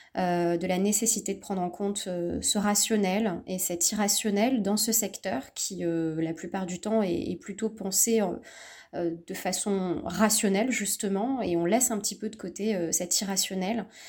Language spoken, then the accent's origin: French; Bordeaux, Nouvelle-Aquitaine, France; je suis originaire de Bordeaux